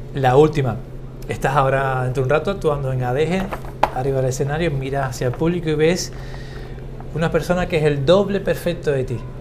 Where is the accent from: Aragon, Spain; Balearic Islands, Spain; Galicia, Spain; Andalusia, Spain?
Andalusia, Spain; Cádiz; soy de Cádiz